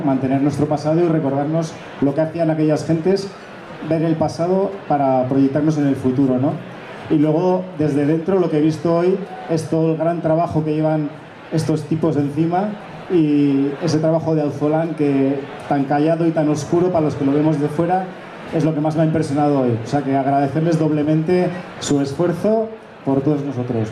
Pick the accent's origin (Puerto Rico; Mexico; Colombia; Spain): Spain; Navarre; soy muy navarro y muy osasunista